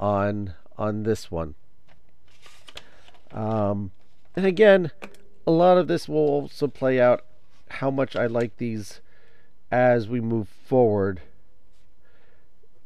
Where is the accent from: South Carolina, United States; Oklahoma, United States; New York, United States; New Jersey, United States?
New Jersey, United States; I am a New Jersey guy. I'm a New Jersey guy. I live in New Jersey. I was born in New Jersey